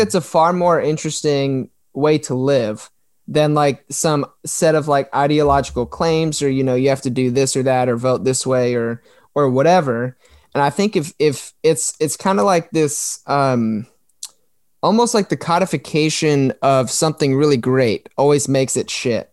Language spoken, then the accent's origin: English; Maryland, United States; moved away as an adult; also born or lived in South Florida; I'm from Maryland. I moved myself and my wife from here, away from all of our family, down to South Florida